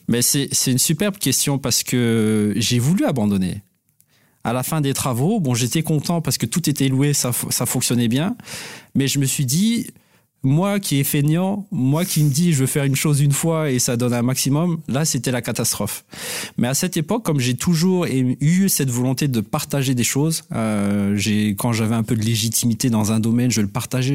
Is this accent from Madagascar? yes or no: yes; Madagascar; moved away; Donc moi je suis d'origine malgache. Donc j'ai grandi à Madagascar